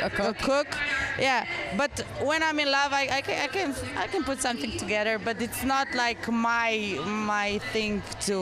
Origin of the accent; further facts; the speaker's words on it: Slovenia; We're from Slovenia.